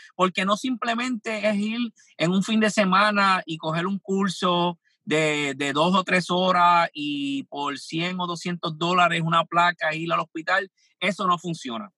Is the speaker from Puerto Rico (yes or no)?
yes; Puerto Rico; yo soy de Puerto Rico